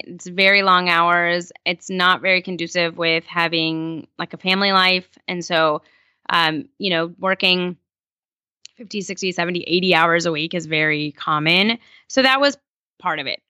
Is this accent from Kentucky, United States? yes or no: no; California, United States; also born or lived in Iran; I've grown up in California, um, for the rest of my life, you know, since I was about four